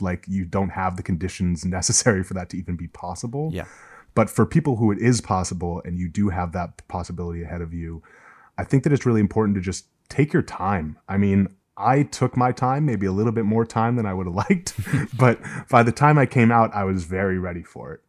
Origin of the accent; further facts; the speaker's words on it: Massachusetts, United States; I grew up in Massachusetts, which for people who don't know is like among the most socially liberal places in the U.S.